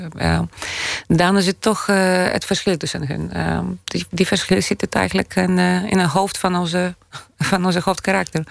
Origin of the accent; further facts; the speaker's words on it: Poland; now in Amsterdam, Netherlands; Pools-Nederlands, Nederlands-Pools, uh, eh, Poolse van, eh, of Nederlandse van Poolse afkomst.